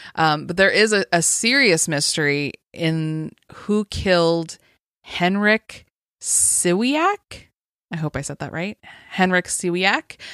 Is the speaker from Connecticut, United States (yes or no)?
no; Las Vegas, Nevada, United States; growing up in Las Vegas